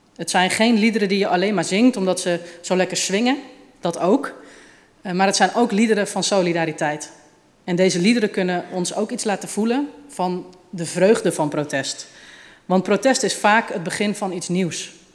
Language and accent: Dutch; Utrecht, Netherlands; Ik kom uit Utrecht